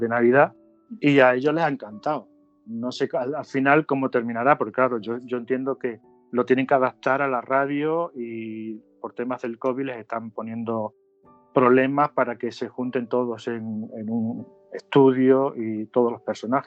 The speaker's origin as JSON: {"language": "Spanish", "town": "Logrosán", "region": "Extremadura", "country": "Spain", "tie": "born or raised there", "said": "Mi padre tenía un bar en la plaza del pueblo en Logrosán"}